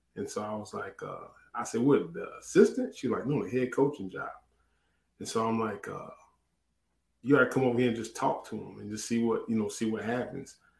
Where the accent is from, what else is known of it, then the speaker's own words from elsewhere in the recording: Orangeburg, South Carolina, United States; moved away; also born or lived in Chattanooga, Tennessee; I'm, I'm from Orangeburg.